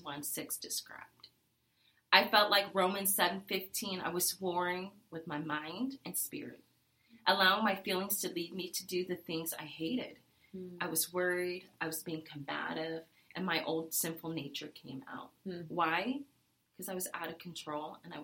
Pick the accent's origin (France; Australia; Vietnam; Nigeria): Vietnam; moved away; I'm a refugee from Vietnam